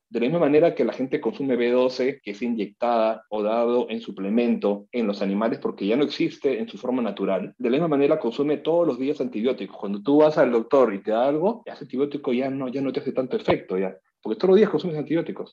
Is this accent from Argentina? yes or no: no; Peru; moved away; also born or lived in New York; como peruano